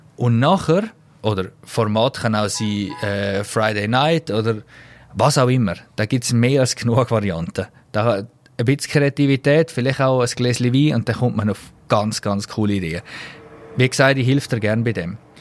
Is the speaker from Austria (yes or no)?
no; Switzerland; als Schweizer